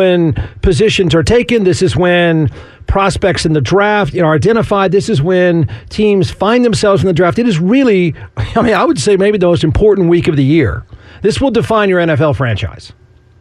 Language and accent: English; Austin, Texas, United States; As a kid growing up in Austin